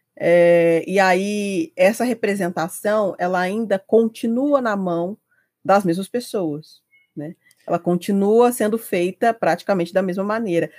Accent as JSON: {"language": "Portuguese", "town": "Juiz de Fora", "region": "Minas Gerais", "country": "Brazil", "tie": "born or raised there", "said": "Nascida e criada, eu sempre vivi aqui em Juiz de Fora, Minas Gerais"}